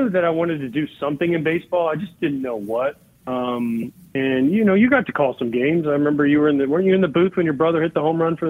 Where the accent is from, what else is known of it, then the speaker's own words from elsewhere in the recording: Florida, United States; I grew up in Florida in the 80s, Hulk Hogan and those guys were like, the biggest thing in the world.